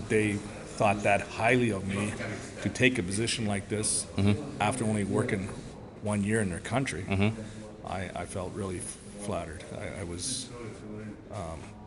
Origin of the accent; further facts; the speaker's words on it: Canada; we have as Canadians